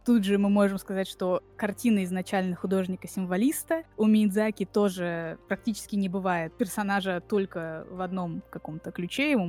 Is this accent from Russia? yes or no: yes; Tver, Tver Oblast, Russia; born there; also born or lived in Moscow; я родилась в Твери, несколько лет жила там, и потом 20 лет жила в Москве.